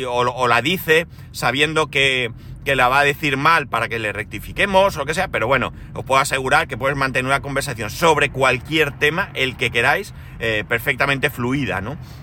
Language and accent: Spanish; Spain; por aquí somos todos españoles